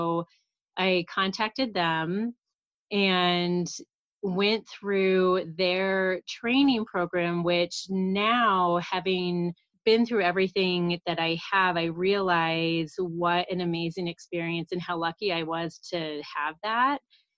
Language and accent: English; Kansas City, United States; moved away as an adult; now in Colorado, United States; So I am from Kansas City. That's where I grew up.